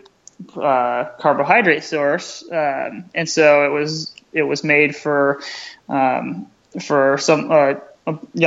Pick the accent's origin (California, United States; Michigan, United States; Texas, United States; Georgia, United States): Michigan, United States; Grand Rapids; right here in my hometown